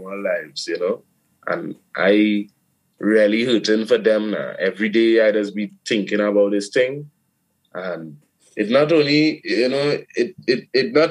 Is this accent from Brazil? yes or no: no; Trinidad & Tobago; now in Brooklyn, United States; I grew up in Trinidad